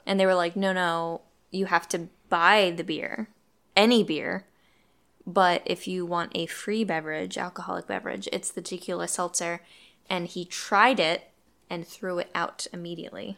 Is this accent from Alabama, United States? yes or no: no; Poconos, Pennsylvania, United States; I grew up in the Poconos